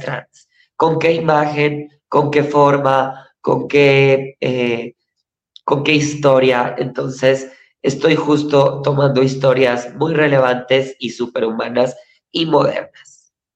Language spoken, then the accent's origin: Spanish; Chihuahua, Mexico; moved away as an adult; now in Mexico City, Mexico; Duré como cinco años estudiando teatro musical en Chihuahua, Chihuahua, de donde soy yo.